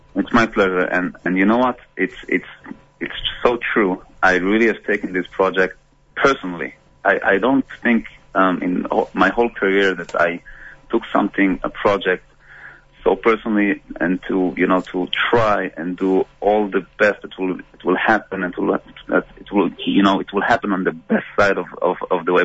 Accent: Belgium; moved away; I grew up in Belgium

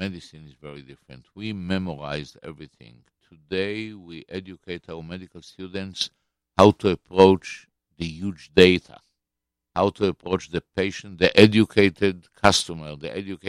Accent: Israel; When I was born in Israel of 1948, 5 weeks after the declaration of statehood

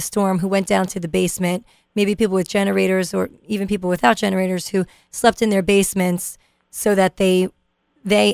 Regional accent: New York City, New York, United States; now in New Jersey, United States; I grew up in Brooklyn

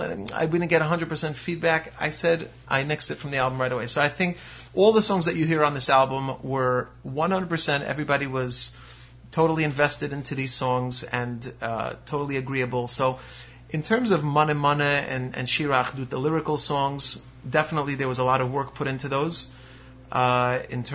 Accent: Lakewood, New Jersey, United States; I'm a guy from Lakewood, you know, I'm a Sephardi guy

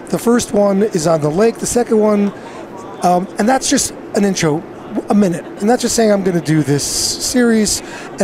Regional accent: Metuchen, New Jersey, United States; moved away as an adult; also born or lived in New York; now in Madison, United States; I grew up in Metuchen, Edison

